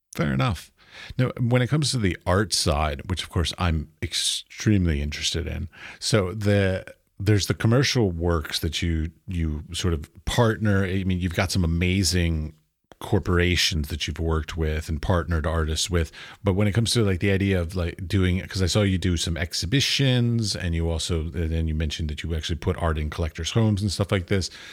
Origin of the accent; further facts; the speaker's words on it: United States; I'm American